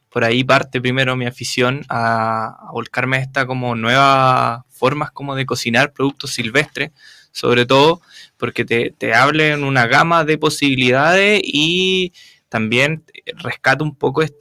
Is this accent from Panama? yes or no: no; Talcahuano, Biobío, Chile; porque yo de partida soy de Talcahuano, yo soy oriundo de Talcahuano